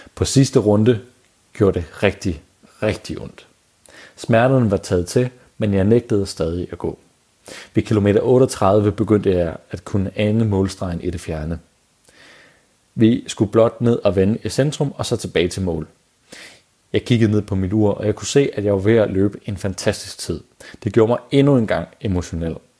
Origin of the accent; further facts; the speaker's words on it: Denmark; som danskere